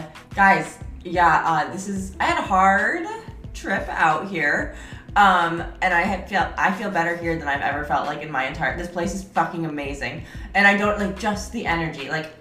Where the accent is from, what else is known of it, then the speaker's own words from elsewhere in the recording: upstate New York, United States; moved away as an adult; now in San Diego, United States; So I'm from New York, but like upstate New York, and I've always felt a calling to the city.